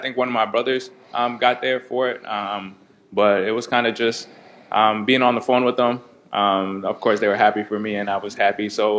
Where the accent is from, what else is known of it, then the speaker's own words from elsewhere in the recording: Canada; now in United States; Being Canadian